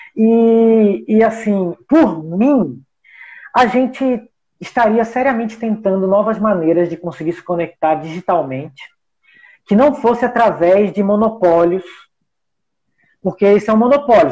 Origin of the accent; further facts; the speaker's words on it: Brazil; nós somos brasileiros